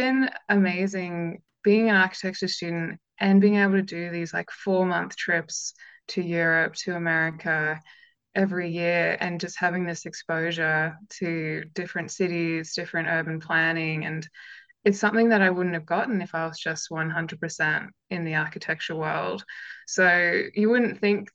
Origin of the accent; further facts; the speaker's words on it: Canberra, Australian Capital Territory, Australia; I'm from Canberra